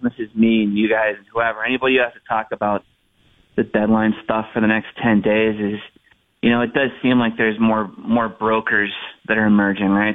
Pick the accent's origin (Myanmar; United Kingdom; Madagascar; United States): United States; as an American